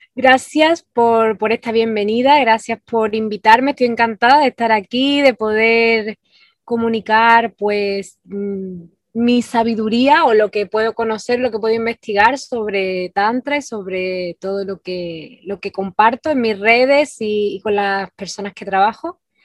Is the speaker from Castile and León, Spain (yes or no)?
no; Andalusia, Spain; moved away as an adult; now in Ibiza, Spain; soy del sur de España, de, Andalucía, de, una ciudad pequeñita